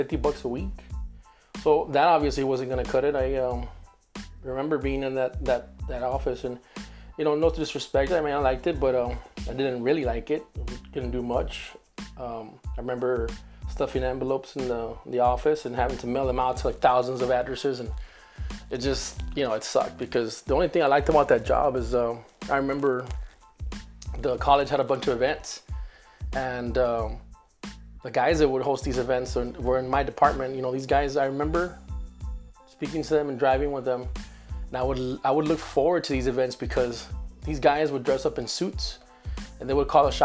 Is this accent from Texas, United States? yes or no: yes; McAllen, Texas, United States; also born or lived in Reynosa, Tamaulipas, Mexico / Edinburg, Texas; I grew up in McAllen, Texas. I live now in Edinburgh, Texas